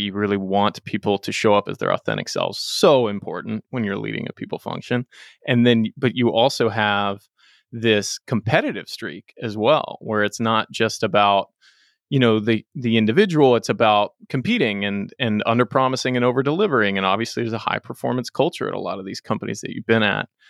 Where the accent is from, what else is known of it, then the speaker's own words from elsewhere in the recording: Dallas, Texas, United States; also born or lived in London, England / Los Angeles / New York; I just moved back home to Dallas, where I grew up after spending some time in L A and New